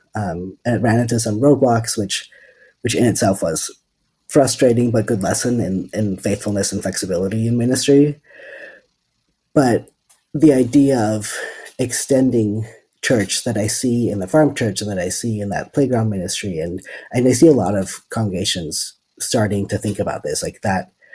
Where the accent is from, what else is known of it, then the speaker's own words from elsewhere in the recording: Netherlands; moved away as an adult; also born or lived in California, United States; now in Berkeley, United States; I'm originally from the Netherlands, and I moved to the States in 2013, and then to California in 2015